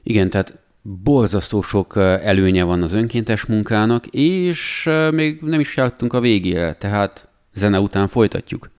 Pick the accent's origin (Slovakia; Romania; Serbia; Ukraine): Romania; mi, hogy Romániában nőttünk fel, ott láttuk